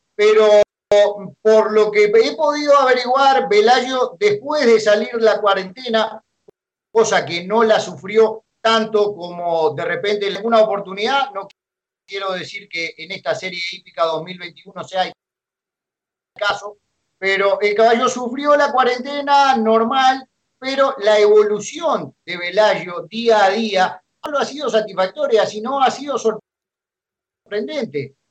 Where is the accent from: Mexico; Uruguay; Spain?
Uruguay; moved away as an adult; now in Ecuador; yo soy uruguayo de nacimiento